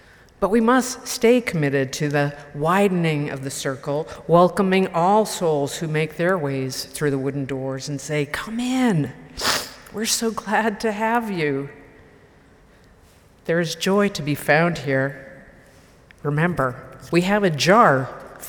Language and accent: English; Marlborough, Massachusetts, United States; growing up in the Unitarian Universalist Church in Marlborough, Massachusetts